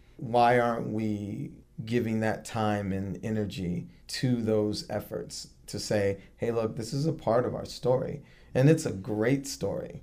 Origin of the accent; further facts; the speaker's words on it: Virginia Beach, Virginia, United States; I'm from Virginia Beach